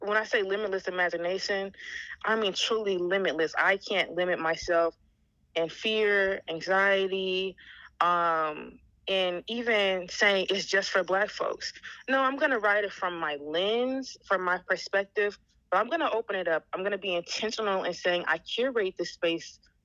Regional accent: Alabama, United States; born and raised in Alabama, you know, as a dark-skinned black queer woman

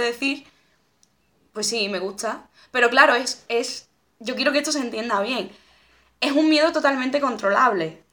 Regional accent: a village near Seville, Andalusia, Spain; moved away as an adult; now in Madrid, Spain; antes cuando vivía en Sevilla, yo muchas veces iba de mi pueblo a Sevilla Capital en bici.

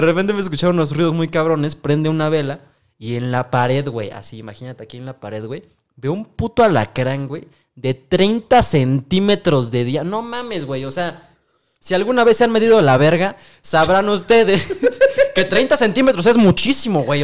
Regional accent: Mexico; todos los mexicanos

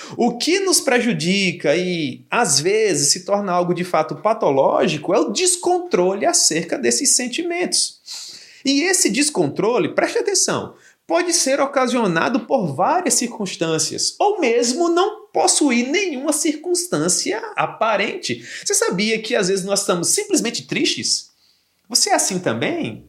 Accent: Campina Grande, Paraíba, Brazil; Eu sou de Campina Grande

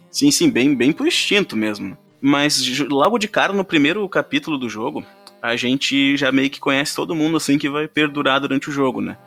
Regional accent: Rio Grande do Sul, Brazil; accent: gaúcho; o meu sotaque foi gaúcho nesse começo

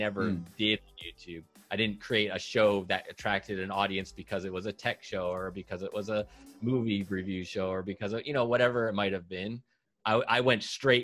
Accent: Seattle, Washington, United States; I'm from Seattle, Washington

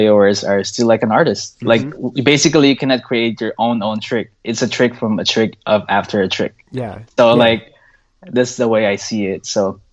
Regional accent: Philippines; now in United States; We grew up together in the Philippines. We both moved here too

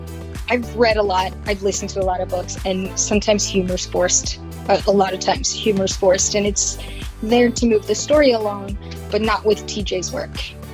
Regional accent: Pittsburgh, Pennsylvania, United States; I am from Pittsburgh, Pennsylvania.

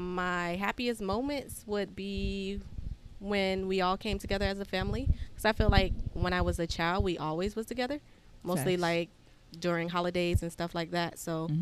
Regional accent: Florida, United States; I'm from Florida.

